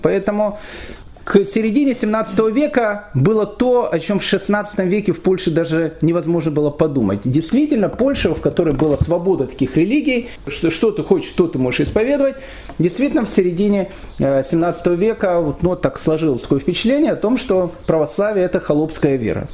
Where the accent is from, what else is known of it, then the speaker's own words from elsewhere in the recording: Kyiv, Ukraine; я сам киевлянин